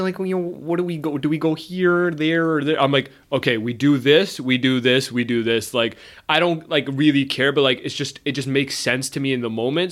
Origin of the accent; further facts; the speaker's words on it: Brampton, Ontario, Canada; I was born and raised in Brampton